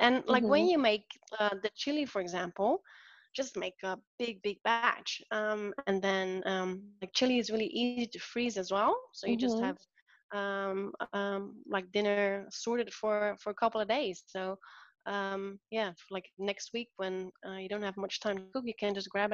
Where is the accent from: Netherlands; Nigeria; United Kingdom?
Netherlands; moved away; Where I'm from the Netherlands